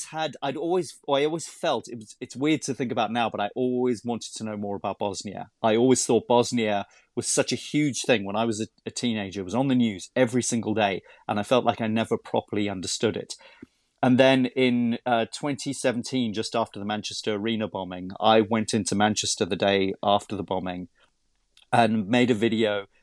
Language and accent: English; South Africa; now in United Kingdom; I'm originally from South Africa.